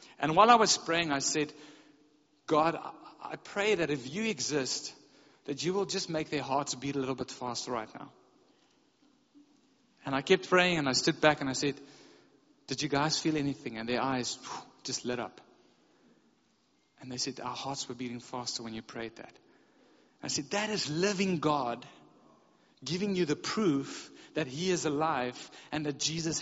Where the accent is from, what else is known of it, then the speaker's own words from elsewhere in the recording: South Africa; we're from South Africa